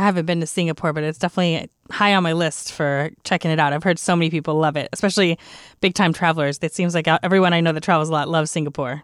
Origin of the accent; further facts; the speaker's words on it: Texas, United States; as a Texan